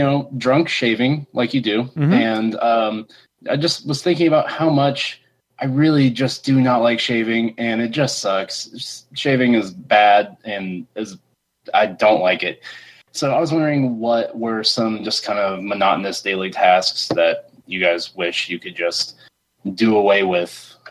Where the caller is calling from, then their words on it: Missouri, United States; Hey, it's … from Missouri.